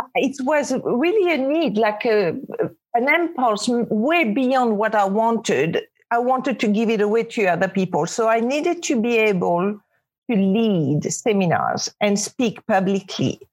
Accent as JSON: {"language": "English", "town": "Casablanca", "region": "Casablanca-Settat", "country": "Morocco", "tie": "born or raised there", "second_language": "English", "moved": "yes", "lives_now": "New York, United States", "said": "I was brought up in Casablanca, Morocco, where girls are very protected."}